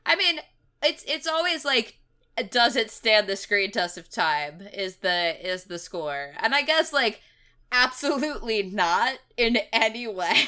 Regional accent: Knoxville, Tennessee, United States; my hometown of Knoxville, Tennessee

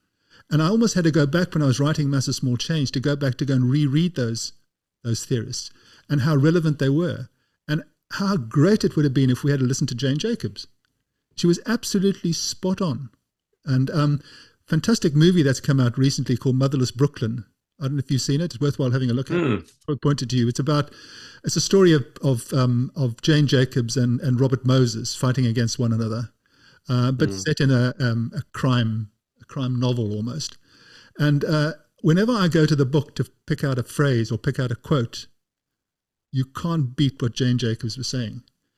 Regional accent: South Africa; I grew up in South Africa.

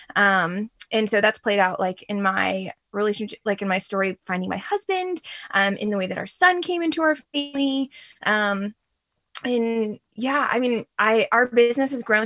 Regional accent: Reston, Virginia, United States; also born or lived in Sterling, Virginia; now in Herndon, United States; I grew up in Reston

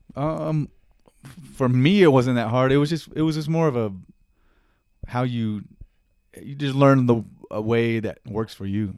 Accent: Lenexa, Kansas, United States; also born or lived in Prairie Village, Kansas; Born and raised in Lenexa, Kansas, hometown

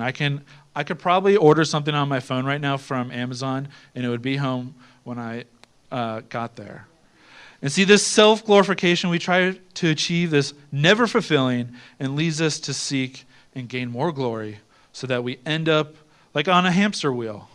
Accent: Ohio, United States; I'm from Ohio.

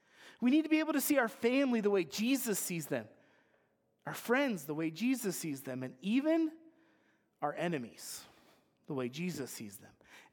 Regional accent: Idaho, United States; When I was growing up in the Silver Valley

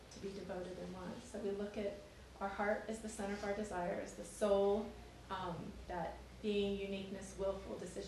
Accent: Lewiston, Maine, United States; I'm from Lewiston too

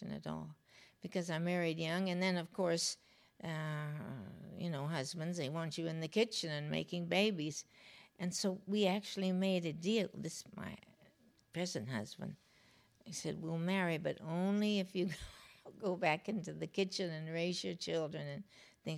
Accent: United States; also born or lived in Los Angeles / New York; I was raised here and in New York.

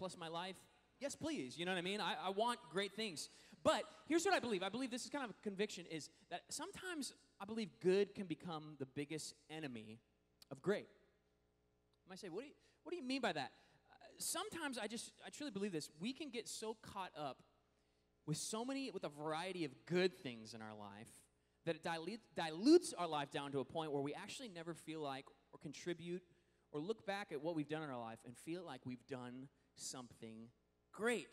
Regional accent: Washington, United States; moved away; Washington, which is actually my home state

